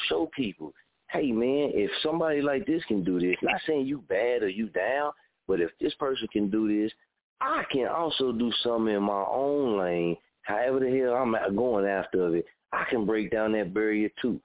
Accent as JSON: {"language": "English", "town": "Muskogee", "region": "Oklahoma", "country": "United States", "said": "I'm from Muskogee, Oklahoma."}